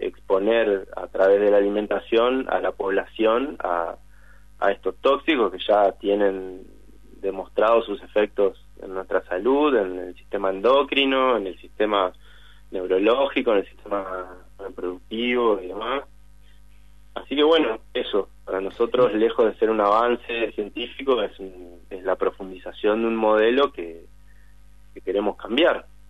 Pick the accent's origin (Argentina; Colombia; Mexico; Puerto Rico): Argentina; Concepción del Uruguay, Entre Ríos; moved away; Concepción del Uruguay, entre paréntesis, mi pueblo natal